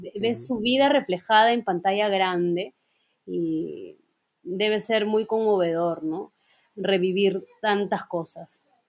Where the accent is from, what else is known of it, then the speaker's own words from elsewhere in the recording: Peru; como peruanos